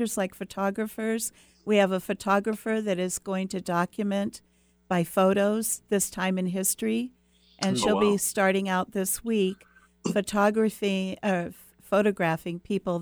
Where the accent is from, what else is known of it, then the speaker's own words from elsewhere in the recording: Edmonds, Washington, United States; I grew up in Edmonds, Washington, and it was a very small town